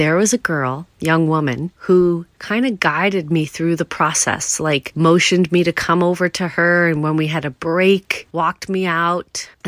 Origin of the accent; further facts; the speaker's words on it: New York, United States; at Stony Brook University, not far from where I grew up on Long Island